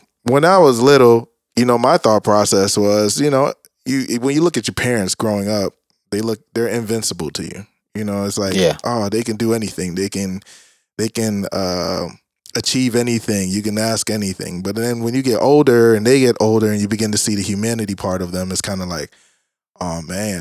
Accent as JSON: {"language": "English", "country": "Jamaica", "said": "being Jamaican"}